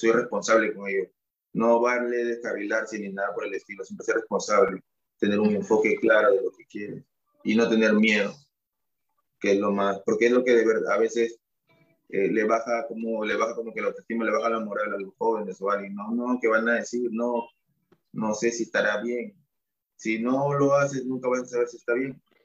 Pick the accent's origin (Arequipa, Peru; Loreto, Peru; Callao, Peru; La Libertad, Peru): Callao, Peru; also born or lived in Huánuco / Sullana; yo nací en Huánuco, ah. mi mamá es de Huánuco yo nací ahí, pero me crié acá en el, en el Callao.